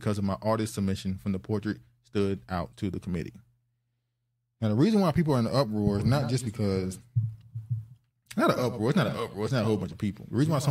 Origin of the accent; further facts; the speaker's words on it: United States; me better sense of pride in my Nigerian heritage and in my pride and hope for the nation in which I was born and raised in the United States.